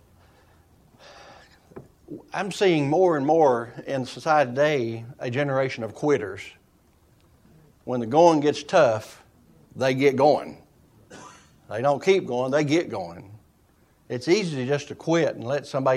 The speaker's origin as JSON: {"language": "English", "region": "Eastern Kentucky", "country": "United States", "said": "I'm a hillbilly from Eastern Kentucky"}